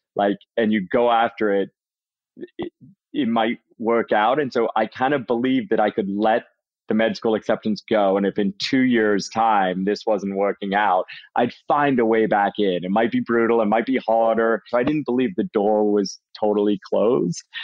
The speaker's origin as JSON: {"language": "English", "town": "Worcester", "region": "Massachusetts", "country": "United States", "tie": "born or raised there", "also_born_or_lived": "England", "accent": "mostly Massachusetts with a tiny bit of Brit", "said": "when I was six years old, my family moved to central Massachusetts, Worcester, Massachusetts. So my accent, I guess what I have left is like mostly Massachusetts with a tiny bit of Brit mixed"}